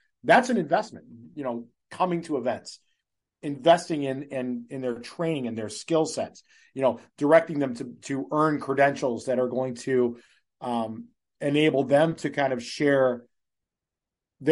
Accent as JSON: {"language": "English", "town": "Cleveland", "region": "Ohio", "country": "United States", "tie": "born or raised there", "moved": "yes", "lives_now": "New Hampshire, United States", "said": "I'm born and raised in Cleveland, Ohio"}